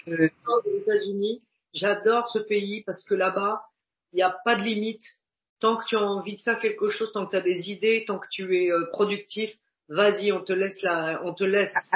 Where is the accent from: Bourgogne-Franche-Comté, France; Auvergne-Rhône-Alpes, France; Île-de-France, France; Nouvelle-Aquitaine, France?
Île-de-France, France; Paris; avec mon allure de titi parisien